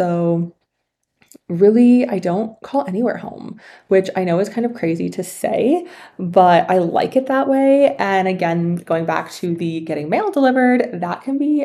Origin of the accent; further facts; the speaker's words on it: Canada; moved away as an adult; also born or lived in China; I was born and raised in Canada